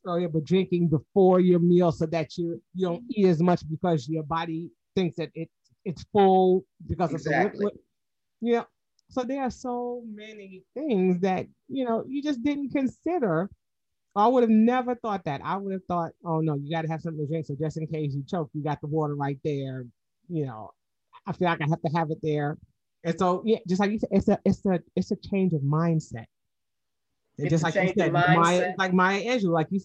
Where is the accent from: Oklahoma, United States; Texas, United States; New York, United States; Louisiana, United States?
New York, United States; now in Georgia, United States; my grandmother was born here in Georgia, and I'm even though I'm from New York